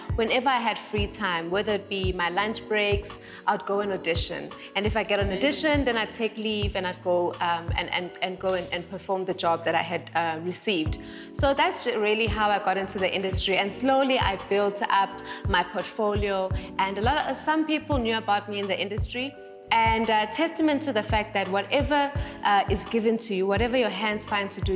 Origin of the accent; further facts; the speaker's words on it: Durban, KwaZulu-Natal, South Africa; now in Johannesburg, South Africa; I am from Durban, I am from a small town